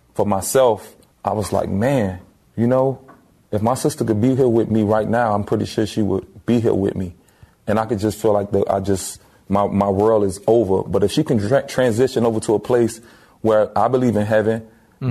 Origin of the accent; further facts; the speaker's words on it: Miami, Florida, United States; growing up in Miami, we were fortunate to have a gumball of different cultures